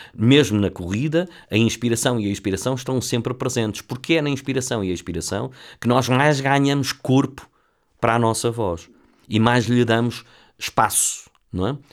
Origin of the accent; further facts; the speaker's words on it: Lisbon, Portugal; sou, sou de Lisboa, do bairro de Campolide